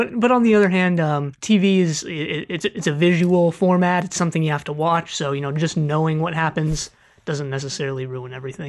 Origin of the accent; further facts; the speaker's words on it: California, United States; accent: California; I'm from California.